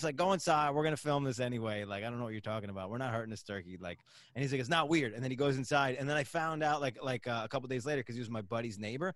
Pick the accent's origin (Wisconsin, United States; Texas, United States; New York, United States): New York, United States; upstate; now in New York City, United States; I'm from upstate New York